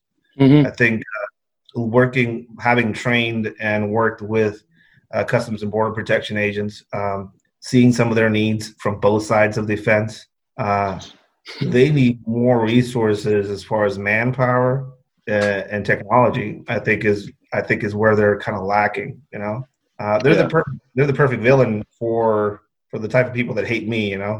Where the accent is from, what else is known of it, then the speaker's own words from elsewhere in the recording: Mexico; now in United States; I'm from Mexico.